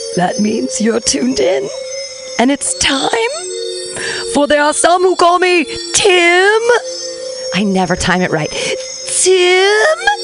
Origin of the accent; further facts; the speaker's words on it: Livermore, California, United States; I was born at Livermore Memorial Hospital there in Livermore. Fantastic. In 1974, and uh, so I'm a Livermorean and grew up in that in that area